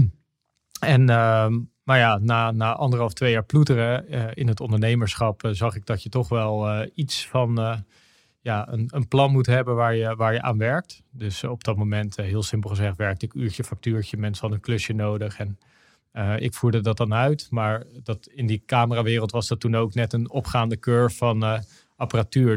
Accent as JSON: {"language": "Dutch", "town": "Noordwijk", "region": "South Holland", "country": "Netherlands", "tie": "born or raised there", "also_born_or_lived": "Aruba", "said": "ik ben opgegroeid in Noordwijk aan, aan zee. En ehm, daar ben, heb ik gewoond totdat ik acht was. Toen heb ik drie jaar naar Aruba gewoond."}